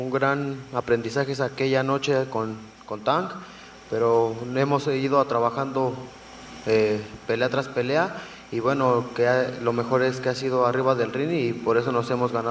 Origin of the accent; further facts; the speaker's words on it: Mexico; somos mexicanos.